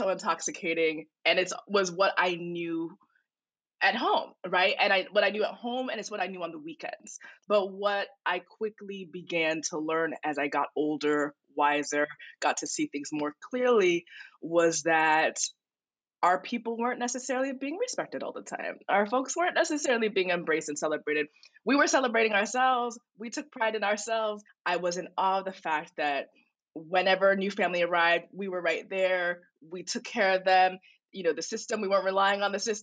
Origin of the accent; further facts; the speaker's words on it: Phoenix, Arizona, United States; a young person coming of age in Phoenix, Arizona, with Nigerian, you know, immigrant parents